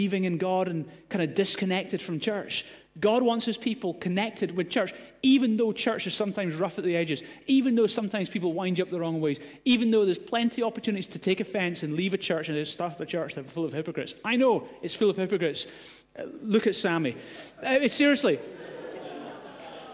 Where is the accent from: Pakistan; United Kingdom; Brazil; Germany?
United Kingdom; Glasgow, Scotland; moved away; also born or lived in Gorey; I grew up in Glasgow